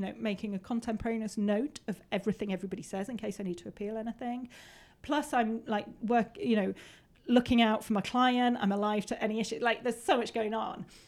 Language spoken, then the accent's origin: English; Peak District, East Midlands, United Kingdom; I grew up in the Peak District. I grew up roaming around these hills